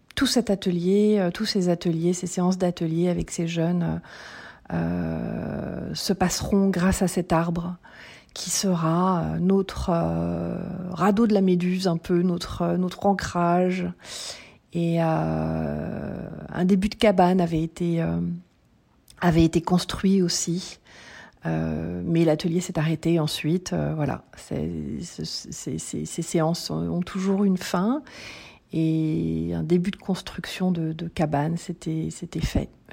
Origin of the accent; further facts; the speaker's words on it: Paris, Île-de-France, France; now in Lauzerte, France; je suis née à Paris et je vis à Lozerte, en Occitanie